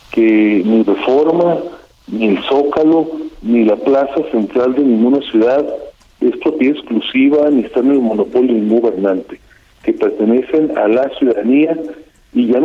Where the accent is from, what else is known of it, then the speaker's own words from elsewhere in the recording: Mexico; de nuestro futuro como mexicanos.